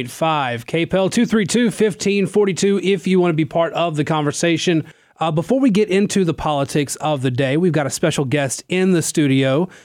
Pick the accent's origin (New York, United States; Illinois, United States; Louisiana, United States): Louisiana, United States; I come from North Louisiana where people get the Roux in a Jar quite a bit